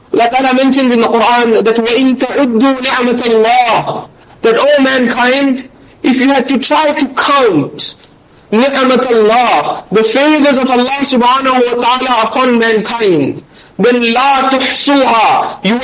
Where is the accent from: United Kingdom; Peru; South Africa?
South Africa; Durban, KwaZulu-Natal; we are from Durban.